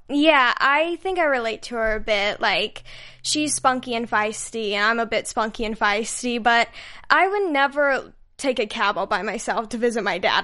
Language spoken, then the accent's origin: English; Utah, United States; moved away; I'm from Utah